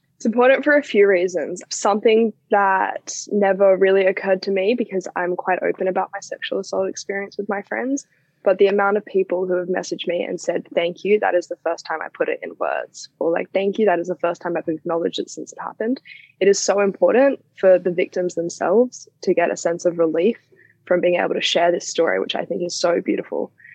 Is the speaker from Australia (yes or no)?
yes; Australia; the Australian education system